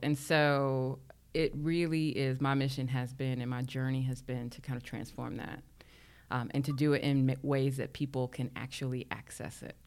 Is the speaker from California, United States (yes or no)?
no; New York City, New York, United States; I grew up in Harlem